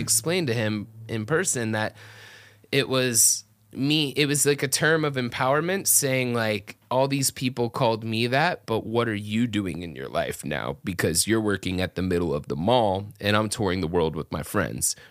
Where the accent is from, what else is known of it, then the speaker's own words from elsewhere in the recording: Atlanta, Georgia, United States; moved away as an adult; also born or lived in South Florida near Miami; now in Orlando, United States; grew up my whole life in Atlanta area where I was raised